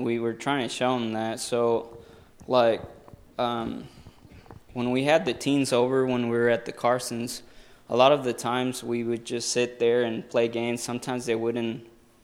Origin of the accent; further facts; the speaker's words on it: Mexico; moved away; I grew up in Mexico